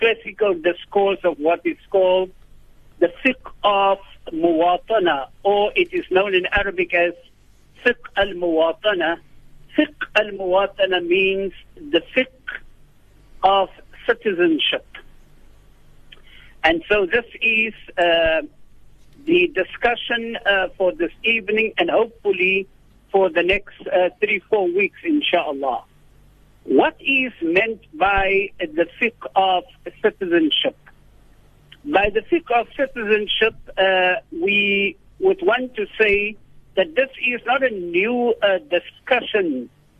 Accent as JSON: {"language": "English", "country": "South Africa", "said": "as South African citizens"}